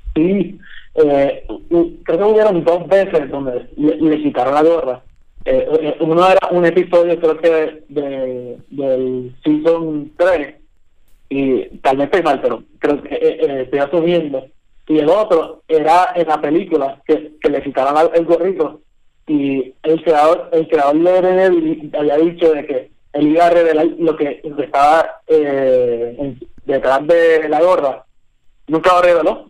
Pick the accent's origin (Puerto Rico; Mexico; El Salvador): Puerto Rico; yo soy puertorriqueño